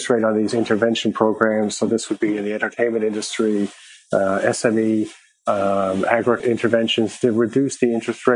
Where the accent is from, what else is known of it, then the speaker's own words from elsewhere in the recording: Canada; now in Nigeria; I'm Canadian